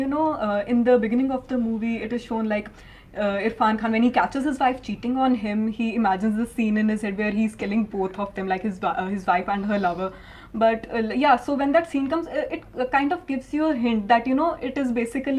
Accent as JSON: {"language": "English", "region": "Chandigarh", "country": "India", "said": "Since I'm from Chandigarh"}